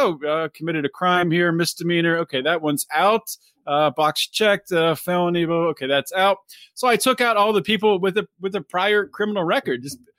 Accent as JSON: {"language": "English", "town": "Pittsburgh", "region": "Pennsylvania", "country": "United States", "tie": "born or raised there", "said": "I grew up in Pittsburgh area. I'm living there again. But after graduating college, I moved around a little bit, had a job in Georgia."}